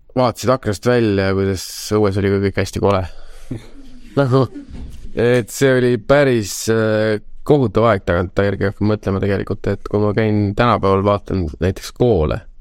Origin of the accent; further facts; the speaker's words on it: Tallinn, Harju County, Estonia; lapsepõlv oli Lasnamäel